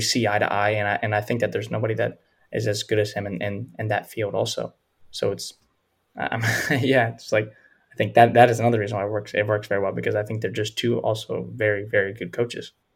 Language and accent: English; Louisiana, United States; where I grew up mm-hmm. in Louisiana